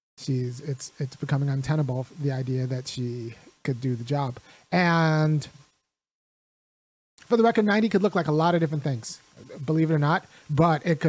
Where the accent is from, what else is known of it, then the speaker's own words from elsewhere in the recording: California, United States; moved away as an adult; now in Athens, Georgia, United States; I grew up in California